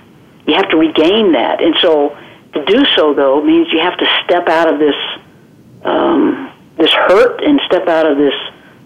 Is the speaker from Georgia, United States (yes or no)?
yes; South Georgia, United States; accent: southern drawl; moved away as an adult; also born or lived in Florida; now in Watertown, South Dakota, United States; I'm a Southern girl, and I'm born and raised in Georgia